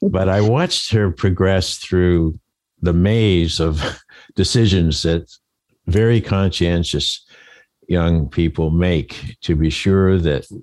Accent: Maine, United States; accent: Maine; That's my Maine accent

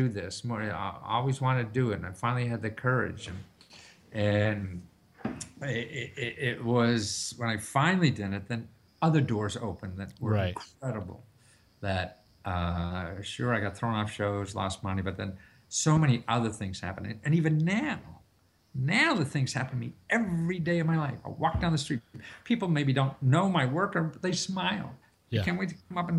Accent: Wilkes-Barre, Pennsylvania, United States; I grew up in Wilkes-Barre, Pennsylvania

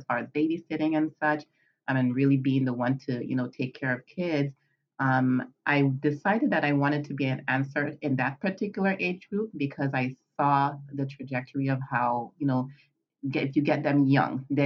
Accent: U.S. Virgin Islands; moved away as an adult; also born or lived in Northeast Pennsylvania, United States; now in Pennsylvania, United States; I am originally from the Caribbean, the Virgin Islands, St. Thomas in particular, and I have been residing in Pennsylvania, Northeast Pennsylvania, for the past almost 20 years

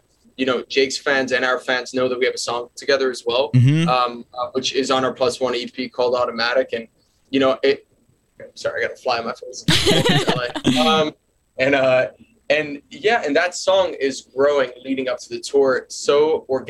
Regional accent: New York City, New York, United States; Staten Island, which is where I'm born and raised

